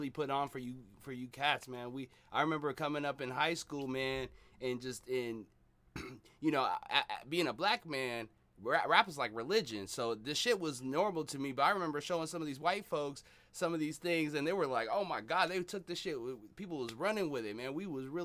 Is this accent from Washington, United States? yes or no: yes; Seattle, Washington, United States; I grew up in Seattle